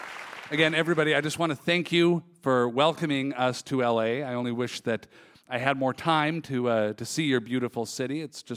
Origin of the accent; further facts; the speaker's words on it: Minnesota, United States; I'm from Minnesota.